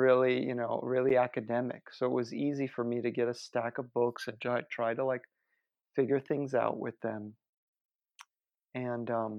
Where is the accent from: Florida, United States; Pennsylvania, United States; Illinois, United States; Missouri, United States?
Florida, United States; Miami; moved away; I'm from Miami